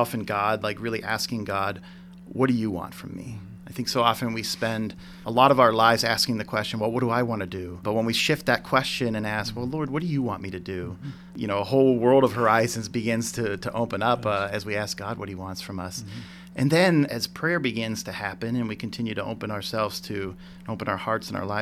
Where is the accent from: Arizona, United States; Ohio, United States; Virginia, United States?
Ohio, United States; Cortland; moved away as an adult; also born or lived in North Carolina; I grew up in Cortland, Ohio.